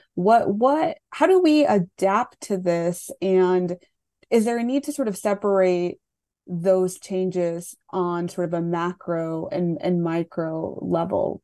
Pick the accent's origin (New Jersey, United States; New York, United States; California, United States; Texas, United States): Texas, United States; Laredo; I grew up in Laredo